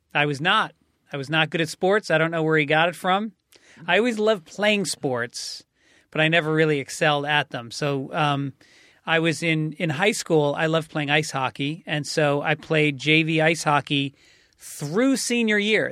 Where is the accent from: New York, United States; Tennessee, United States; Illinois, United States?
New York, United States; now in California, United States; I'm a New Yorker